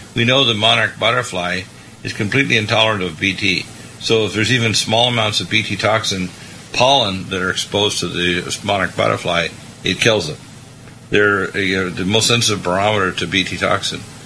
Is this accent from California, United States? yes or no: yes; Vista, California, United States; my hometown, Vista